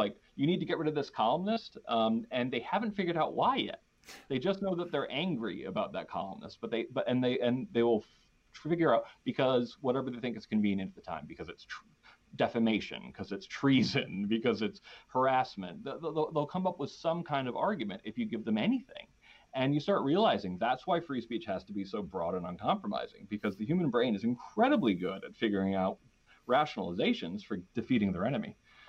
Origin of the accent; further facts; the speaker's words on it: Danbury, Connecticut, United States; we grew up in in Danbury, Connecticut, which is like in the burbs of New York City.